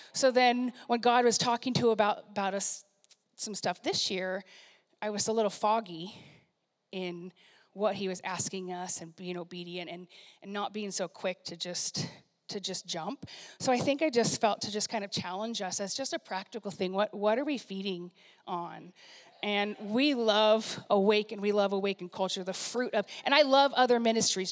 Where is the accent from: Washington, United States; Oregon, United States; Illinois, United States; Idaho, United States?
Washington, United States; Puyallup; moved away as an adult; also born or lived in San Diego, California / Bellevue, Washington; places I grew up and new people I know and like have heard of Puyallup, Washington